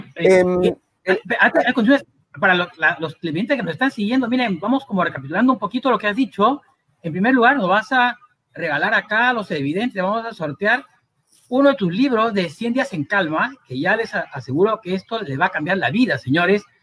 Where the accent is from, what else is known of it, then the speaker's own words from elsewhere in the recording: Cusco, Peru; moved away; mientras estuve en el Cusco en mi tierra querida